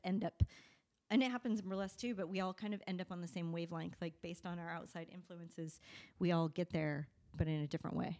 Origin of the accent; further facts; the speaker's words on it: Las Vegas, Nevada, United States; we're from Vegas